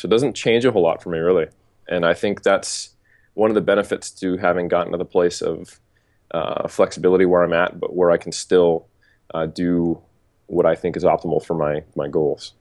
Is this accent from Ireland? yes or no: no; United States; moved away as an adult; now in New Zealand; I'm an American who's living in New Zealand